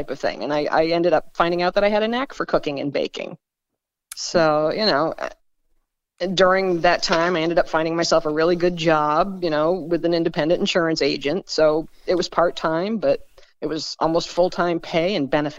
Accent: Bangor, Maine, United States; I was born in Bangor and lived in Maine most of my life. My dad was in the Air Force

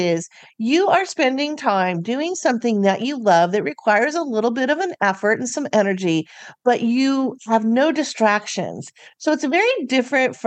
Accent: California, United States; I'm from California

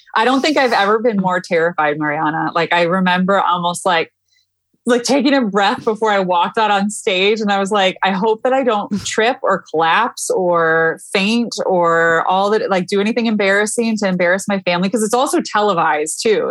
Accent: Michigan, United States; moved away as an adult; also born or lived in Washington, D.C.; I am born and raised in Michigan

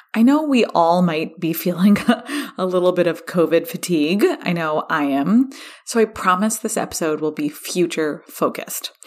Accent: California, United States; here in my home state of California

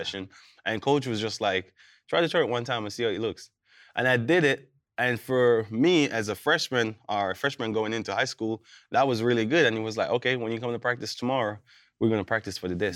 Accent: Jamaica; born or raised there; moved away as an adult; also born or lived in Kansas / Minnesota

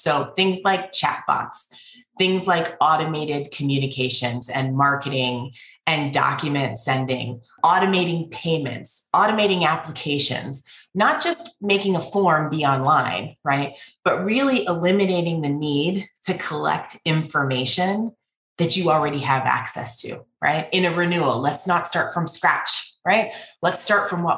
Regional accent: Pittsburgh, Pennsylvania, United States; moved away; I am originally from Pittsburgh.

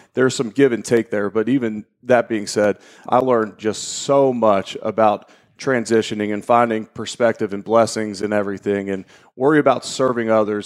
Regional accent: Cincinnati, Ohio, United States; moved away as an adult; I'm originally from Cincinnati, Ohio. Grew up there

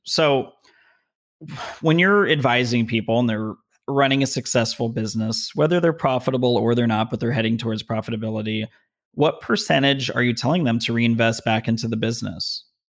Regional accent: Las Vegas, Nevada, United States; also born or lived in Denver; now in Southern California, United States; I'm from Vegas, a lot of strip malls

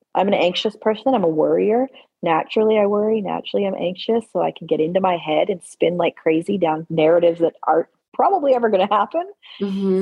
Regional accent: Alberta, Canada; I grew up in Alberta, Canada

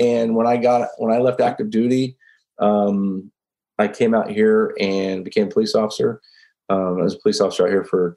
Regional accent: Grand Prairie, Texas, United States; moved away as an adult; also born or lived in West Point; the town where we grew up in Grand Prairie, you know, it's literally halfway between Dallas and Fort Worth

